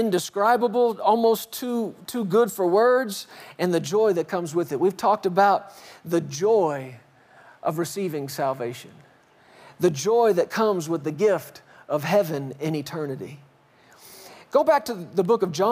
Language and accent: English; Fort Worth, Texas, United States; moved away as an adult; now in Colorado, United States; I grew up in the South. I grew up in Fort Worth, spent the first 39 and a half years of my life there till we moved to Colorado